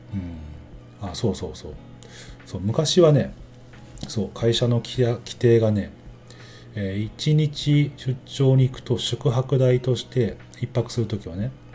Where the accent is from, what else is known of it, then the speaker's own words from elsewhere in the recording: Mie, Japan; moved away; 自分なんかはねあの出身生まれが三重県なんで